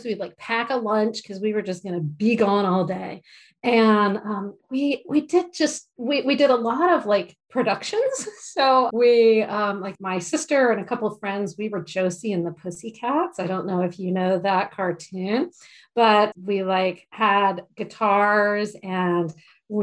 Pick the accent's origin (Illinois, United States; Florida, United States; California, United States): Florida, United States; Mount Dora; So I was born in Florida, a tiny little town called Mount Dora in Central Florida.